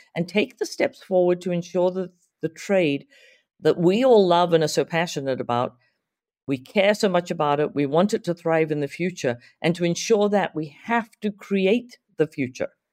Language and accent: English; Zimbabwe; moved away as an adult; also born or lived in Santa Monica, California / Omaha, Nebraska; now in United States; back in my home country of Zimbabwe